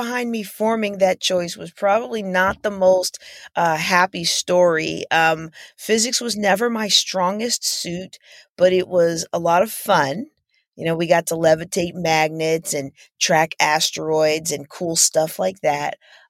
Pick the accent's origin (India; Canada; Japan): Japan; also born or lived in Wilkes-Barre / Germany / United States; I was born in Wilkes-Barre, PA, but most of my childhood was spent in Japan and Germany.